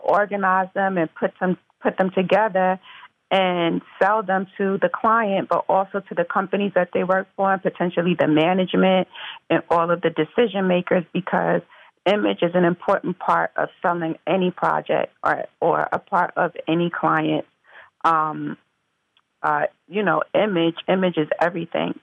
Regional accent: Mount Vernon, New York, United States; I'm from Mount Vernon, New York originally, which is uh, Westchester County, the suburbs, and um, um, born and raised

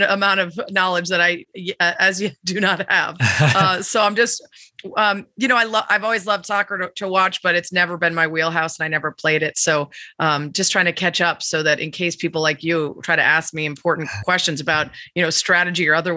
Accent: Chicago, Illinois, United States; a Chicagoan and a diehard

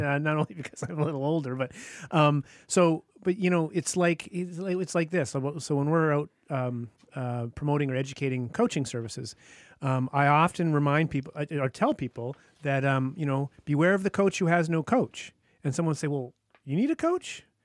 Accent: Whitehorse, Yukon, Canada; moved away; I'm from Whitehorse, Yukon

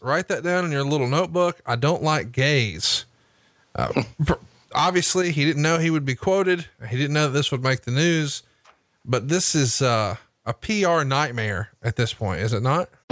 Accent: Huntsville, Alabama, United States; my hometown of Huntsville, Alabama

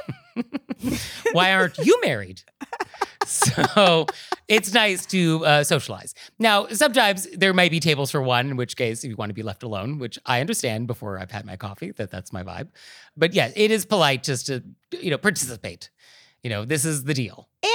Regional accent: New York, United States; as a New Yorker

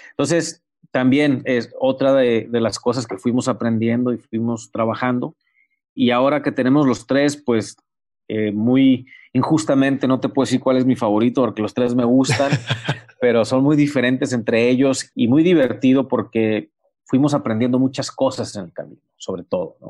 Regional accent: Mexico; also born or lived in Baja California; somos mexicanos

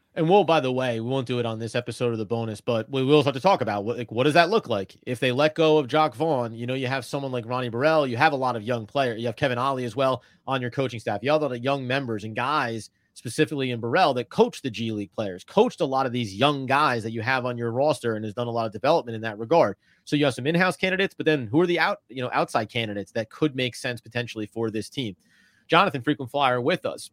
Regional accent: New Jersey, United States; I grew up in New Jersey

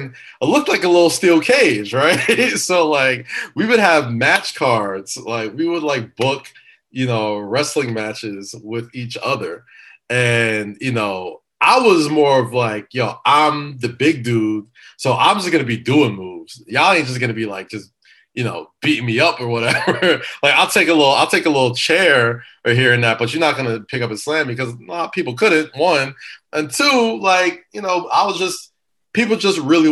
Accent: New York City, New York, United States; growing up in Staten Island

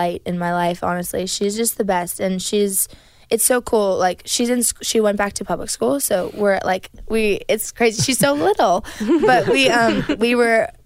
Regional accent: Canada; moved away; also born or lived in Nashville; We are from Canada

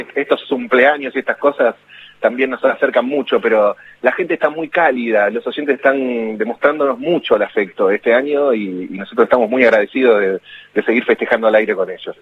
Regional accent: Ramos Mejía, Buenos Aires Province, Argentina; also born or lived in Morón; ahí en, Morón, donde iba al colegio y donde nací, y después crecí en Ramos también

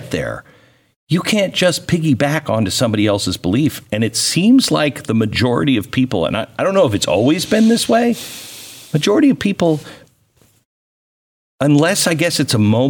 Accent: Seattle, Washington, United States; I grew up in Seattle

